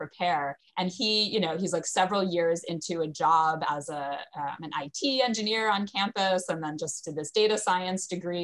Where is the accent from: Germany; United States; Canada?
United States; being an American